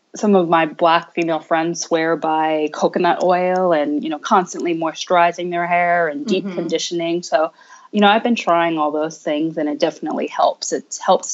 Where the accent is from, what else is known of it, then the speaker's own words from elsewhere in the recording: Montclair, New Jersey, United States; also born or lived in New York City, New York; I was born in New York in the city. But I grew up in Northern Jersey, right outside of New York in Montclair